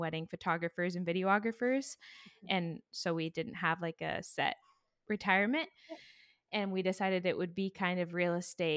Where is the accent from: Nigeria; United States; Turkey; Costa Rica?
United States; Alaska; also born or lived in Kansas City / Tennessee; now in Waco, United States; I was born and raised in Alaska